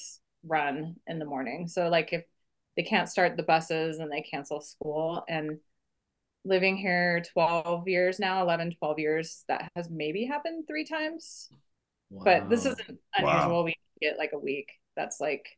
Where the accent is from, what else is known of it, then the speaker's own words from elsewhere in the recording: Tacoma, Washington, United States; moved away as an adult; now in Bozeman, United States; I grew up in Tacoma, Washington